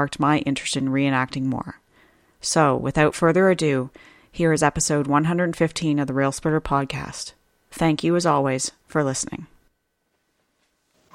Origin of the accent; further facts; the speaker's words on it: Canada; being Canadian